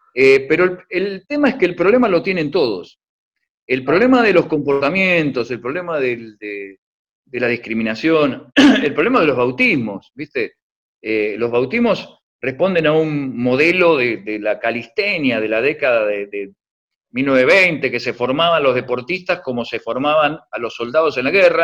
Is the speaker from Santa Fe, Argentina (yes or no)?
no; La Plata, Buenos Aires Province, Argentina; Yo soy de La Plata